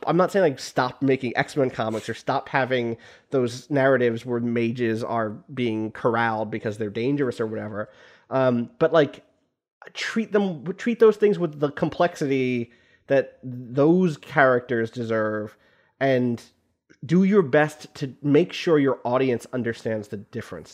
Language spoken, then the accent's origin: English; United States; also born or lived in Canada; I am an American citizen. I was born here.